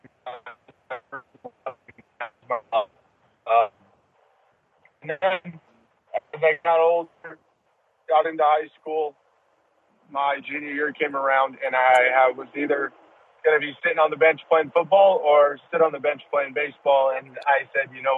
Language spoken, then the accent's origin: English; California, United States; growing up in California